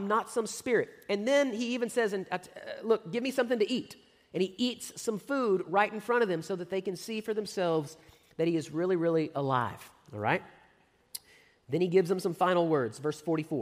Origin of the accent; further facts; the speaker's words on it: San Antonio, Texas, United States; I grew up in the San Antonio area